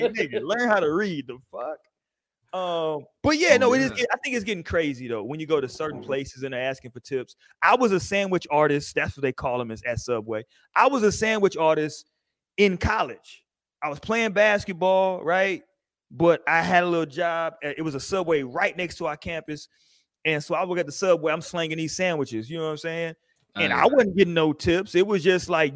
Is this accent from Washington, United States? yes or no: no; Houston, Texas, United States; I grew up in Houston